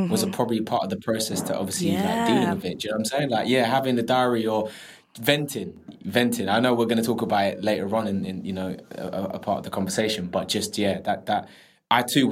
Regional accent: London, United Kingdom; I grew up in Southeast London in Penge

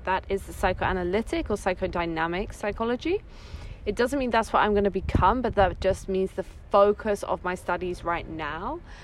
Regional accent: England, United Kingdom; moved away as an adult; also born or lived in Netherlands / Rome, Italy; now in Italy; I grew I grew up in England. That's like my my background, where my accent comes from.

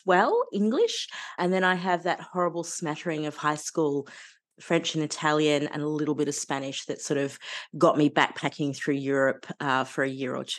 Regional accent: Sydney, New South Wales, Australia; I was born on Cammeraygal country, but then grew up sort of around Darug and Western Sydney country.

